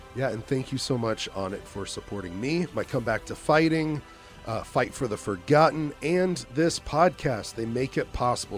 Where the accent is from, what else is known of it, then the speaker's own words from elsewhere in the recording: Dallas, Texas, United States; now in Austin, United States; I grew up in Dallas, Fort Worth